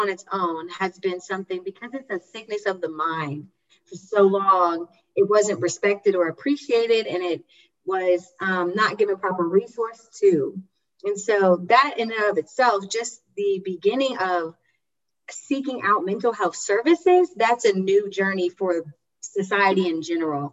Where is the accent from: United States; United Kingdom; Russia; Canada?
United States; Durham, North Carolina; I'm from Durham, North Carolina, so I'm from the States